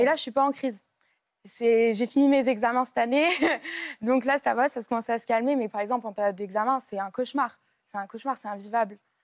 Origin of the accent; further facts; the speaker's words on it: Lille, Hauts-de-France, France; je suis de Lille, donc c'est une grande ville, Lille même